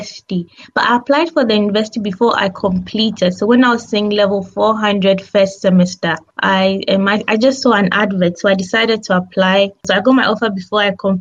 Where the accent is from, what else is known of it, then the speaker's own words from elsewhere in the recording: Ghana; moved away as an adult; now in Huddersfield, United Kingdom; I'm from Ghana, so I came here to do my MSc in health psychology